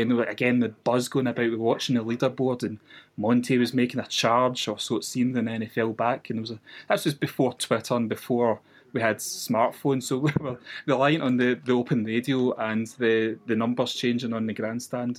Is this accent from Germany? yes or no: no; west coast of Scotland, United Kingdom; I'm, you might have guessed from my accent, I'm from the west coast of Scotland